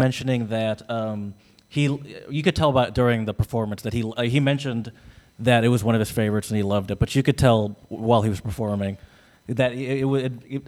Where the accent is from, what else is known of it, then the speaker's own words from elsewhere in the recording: United States; I'm American